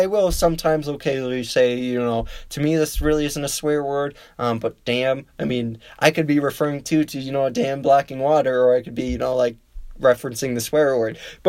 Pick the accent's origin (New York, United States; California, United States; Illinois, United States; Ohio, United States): Illinois, United States; And the other state I would love to see, because it is my home state, neighboring state, would be Illinois.